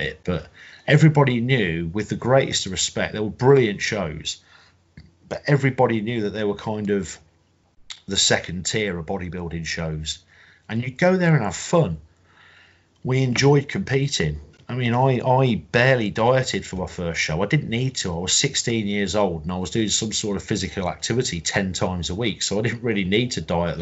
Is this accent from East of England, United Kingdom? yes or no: no; Coventry, West Midlands, United Kingdom; I'm from Coventry in the Midlands.